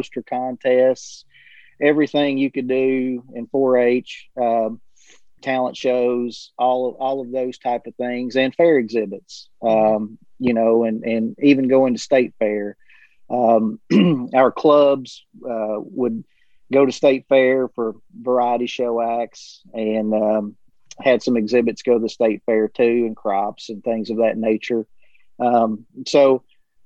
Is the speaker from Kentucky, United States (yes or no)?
yes; Cumberland County, South Central Kentucky, United States; I'm from South Central Kentucky originally. I was a product of Cumberland County and mm-hmm. Grew up and went to school there